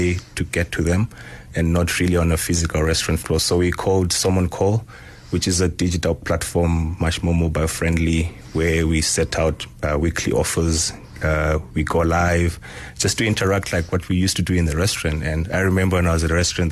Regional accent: Zimbabwe; moved away; I grew up in Zimbabwe, going to the rural family home where you used to pick fruits in the wild

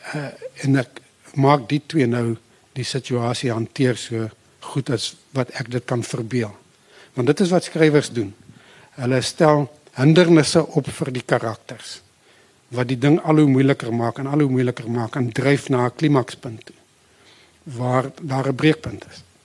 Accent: the Bushveld by the Limpopo, South Africa; moved away as an adult; also born or lived in Pinetown / Potchefstroom; ek het eintlik maar daar in die Bosveld teen die Limpopo groot geword waar my familie 'n plaas gehad

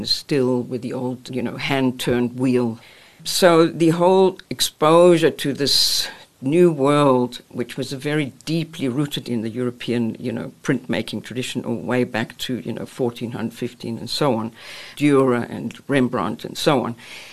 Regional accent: Highveld, Gauteng, South Africa; moved away as an adult; also born or lived in Vereeniging, South Africa; now in Denmark; growing up in the High Veld in South Africa on a farm

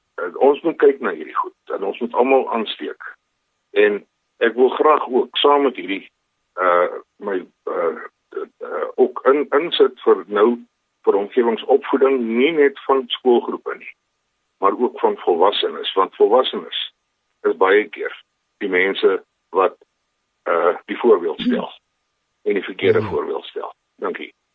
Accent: Pretoria, Gauteng, South Africa; moved away as an adult; also born or lived in Cape Town; now in Kimberley, South Africa; Ek is 'n gebore Kimberleys, maar ek het in Pretoria grootgeword

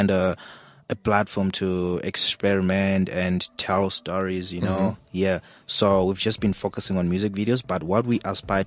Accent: Zimbabwe; now in South Africa; growing up in Zimbabwe

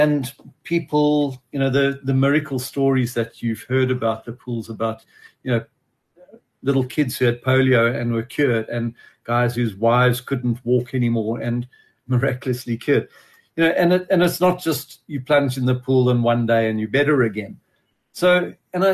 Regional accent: Johannesburg, Gauteng, South Africa; moved away as an adult; also born or lived in Gordon's Bay; now in Montagu, South Africa; I grew up in Johannesburg

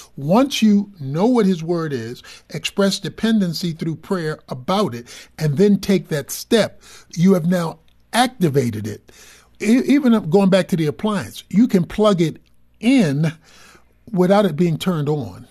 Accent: Dallas, Texas, United States; I'm from Dallas

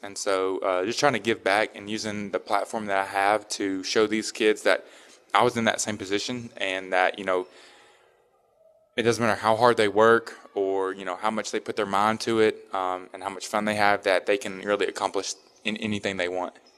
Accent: Tennessee, United States; me growing up in Tennessee

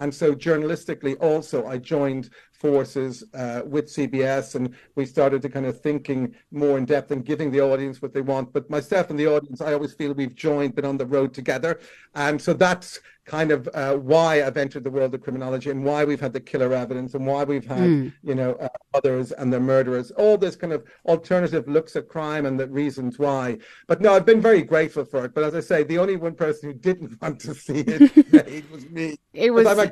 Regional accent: Ireland; moved away; I started out growing up in Ireland

